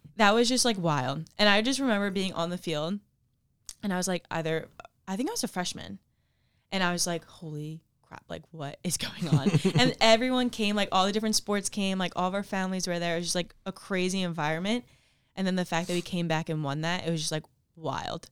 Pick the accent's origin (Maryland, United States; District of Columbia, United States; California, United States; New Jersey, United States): New Jersey, United States; Ocean City; I grew up in Ocean City, New Jersey